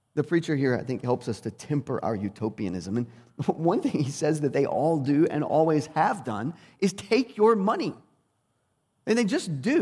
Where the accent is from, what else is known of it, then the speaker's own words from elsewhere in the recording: United States; as English speakers, and especially as twenty-first century Americans